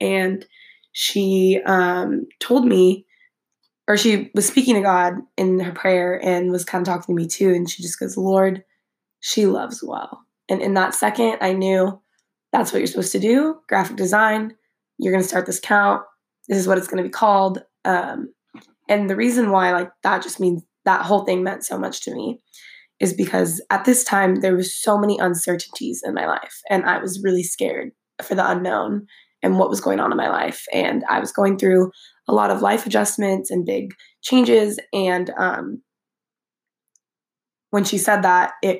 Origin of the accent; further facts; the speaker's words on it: Fresno, California, United States; also born or lived in San Francisco, California; I grew up in Fresno, California my entire life